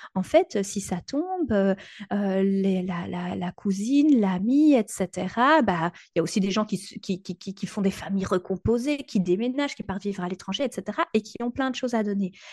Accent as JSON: {"language": "French", "country": "Belgium", "said": "chez nous en Belgique"}